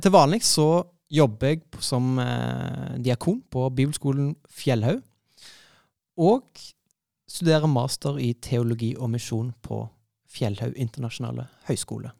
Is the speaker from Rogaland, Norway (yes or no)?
yes; Stavanger, Rogaland, Norway; now in Oslo, Norway; kom jeg jo fra Stavanger, eller nærmere sagt Madla